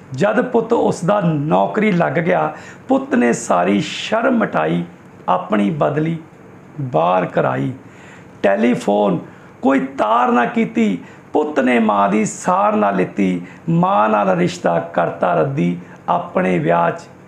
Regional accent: Bareta, Punjab, India; ਅਸੀਂ ਬੇਸਿਕਲੀ ਬਰੇਟੇ ਦੇ ਰਹਿਣ ਵਾਲੇ ਆ

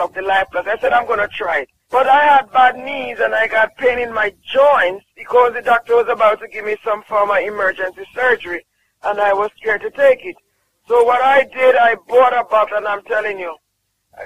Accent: Jamaica; I'm from Jamaica.

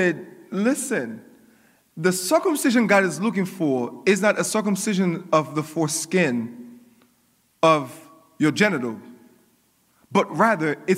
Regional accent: Coral Springs, Florida, United States; I was growing up in Coral Springs

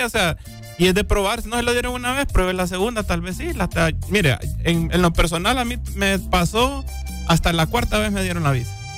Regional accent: Honduras; los que somos de Honduras

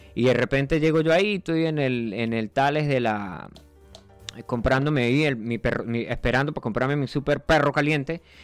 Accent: Barinas, Venezuela; moved away; yo soy de un pueblito de varinas que no aparece en el mapa

